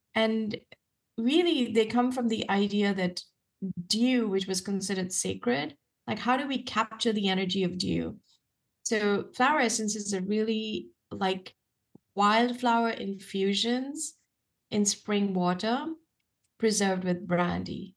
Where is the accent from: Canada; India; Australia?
India; now in United States; what I had seen growing up in India